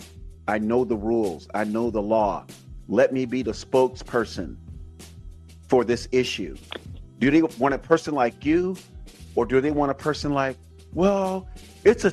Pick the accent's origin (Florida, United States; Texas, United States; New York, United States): Florida, United States; now in California, United States; born and raised in Florida